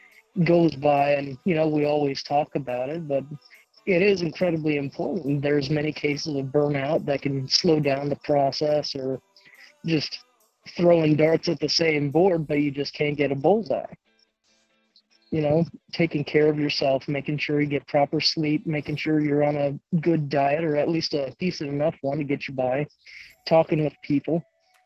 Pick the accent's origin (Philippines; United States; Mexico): United States; Fort Wayne, Indiana; I was born and raised in Fort Wayne, Indiana